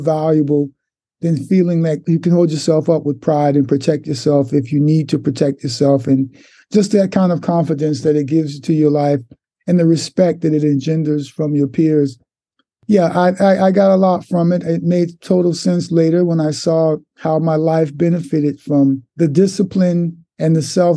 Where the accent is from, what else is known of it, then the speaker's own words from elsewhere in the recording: Newark or East Orange, New Jersey, United States; moved away; also born or lived in Harlem, New York City; But after the age of two, we moved from Harlem to New Jersey, to, I believe, Newark, or East Orange, New Jersey